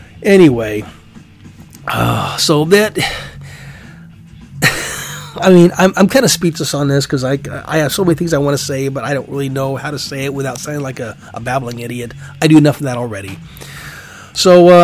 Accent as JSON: {"language": "English", "region": "Alaska", "country": "United States", "moved": "yes", "said": "I'm from Alaska originally"}